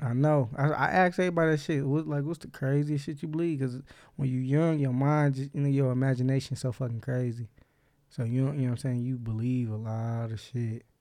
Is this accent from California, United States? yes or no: no; Inkster, Michigan, United States; I grew up in Inkster